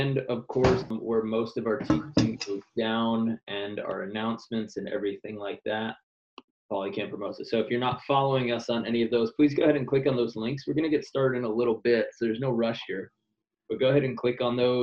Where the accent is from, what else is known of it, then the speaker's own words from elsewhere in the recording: New York, United States; now in Hermosa Beach, United States; I'm from Queens, New York